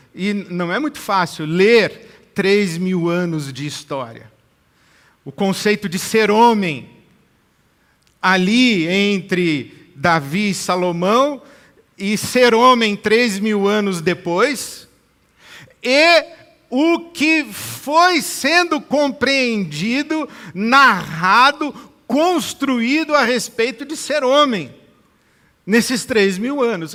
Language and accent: Portuguese; Brazil; não só a minha formação no sentido social, familiar, cívico, cultural, como brasileiro